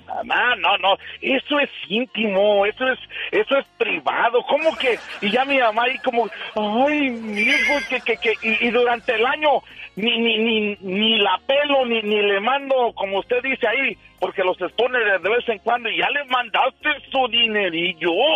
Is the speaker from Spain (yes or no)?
no; Michoacán, Mexico; moved away; yo soy michoacano